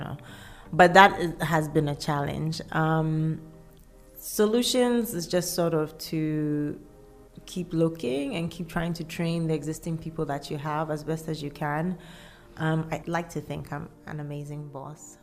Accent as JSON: {"language": "English", "town": "Kumasi", "region": "Ashanti", "country": "Ghana", "tie": "born or raised there", "also_born_or_lived": "Cape Coast, Ghana / Accra, Ghana", "said": "I grew up in Ghana. My parents lived in Kumasi."}